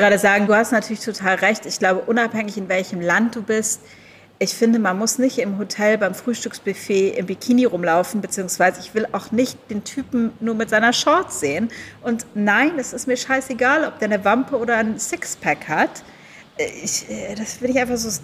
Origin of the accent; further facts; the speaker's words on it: Germany; now in Thailand; als Deutsche